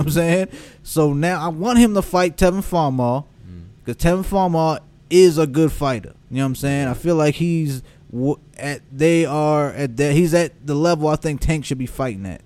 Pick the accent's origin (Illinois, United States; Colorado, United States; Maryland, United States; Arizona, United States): Maryland, United States; Baltimore; as a Baltimore man that grew up, born and raised in Baltimore